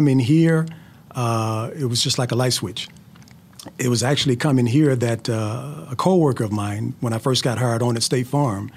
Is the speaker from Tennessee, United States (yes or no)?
yes; Memphis, Tennessee, United States; moved away as an adult; now in Texas, United States; I was born and raised in Memphis, Tennessee.